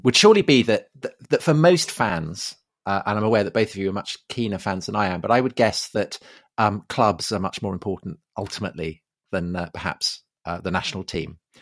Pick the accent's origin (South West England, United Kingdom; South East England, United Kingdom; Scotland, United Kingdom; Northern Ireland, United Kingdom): South West England, United Kingdom; Salisbury; also born or lived in Brixton, London; now in London, United Kingdom; I grew up outside Salisbury